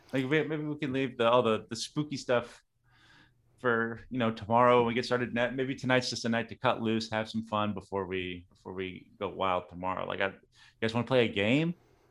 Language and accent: English; Stillwell, Oklahoma, United States; I'm from Stillwell, Oklahoma.